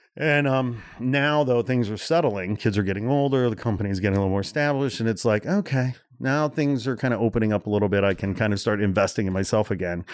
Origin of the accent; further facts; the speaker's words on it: Portage, Indiana, United States; also born or lived in Gary, Indiana; I was born in Gary, Indiana. I grew up about fifteen miles east in a town called Portage